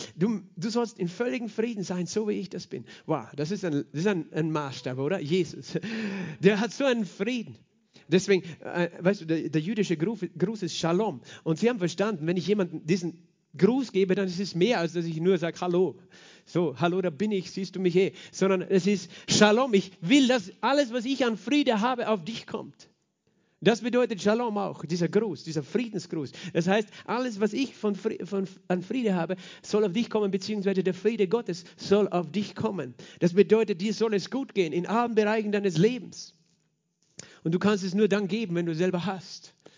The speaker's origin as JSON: {"language": "German", "country": "Austria", "said": "als Österreicher"}